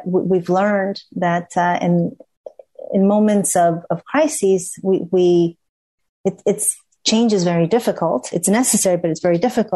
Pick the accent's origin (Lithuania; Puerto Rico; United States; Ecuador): Ecuador; being in Ecuador, which is my home country